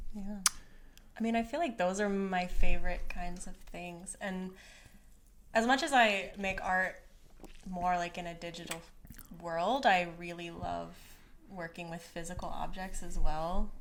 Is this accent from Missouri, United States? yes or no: yes; Conway, Missouri, United States; I grew up in a town called Conway, Missouri